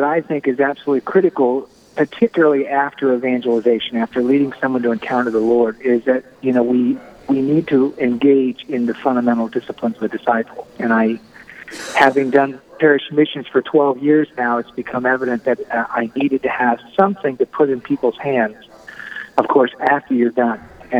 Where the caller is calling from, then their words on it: Steubenville, Ohio, United States; I am calling from Steubenville, Ohio